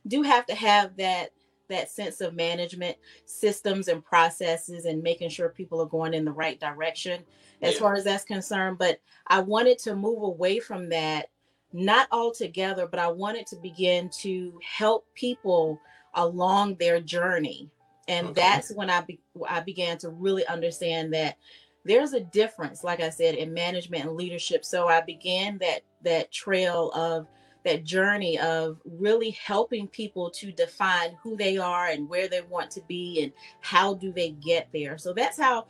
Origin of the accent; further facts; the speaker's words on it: Fayetteville, North Carolina, United States; also born or lived in Charlotte, North Carolina; now in Richmond, United States; I am from Fayetteville, North Carolina